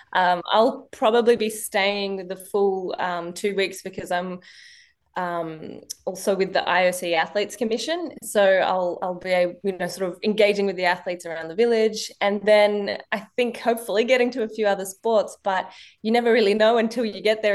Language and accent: English; Penrith, New South Wales, Australia; also born or lived in Marseille, France; when we came to Australia, basically, the Penrith Lightwater Stadium was my backyard